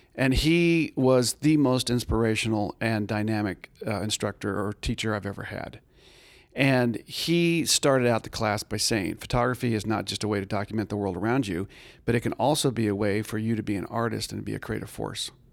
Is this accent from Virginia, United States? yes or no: no; Tucson, Arizona, United States; I grew up in Tucson, Arizona